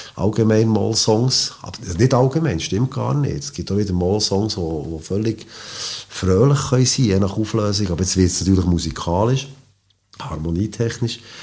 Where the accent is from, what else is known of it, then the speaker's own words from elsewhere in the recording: Switzerland; als, als Schweizer Klavierspieler